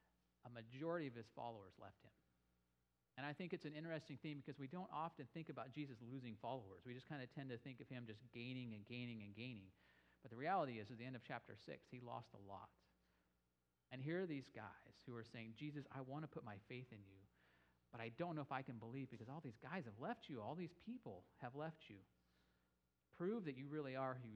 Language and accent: English; Boise, Idaho, United States; I'm from Boise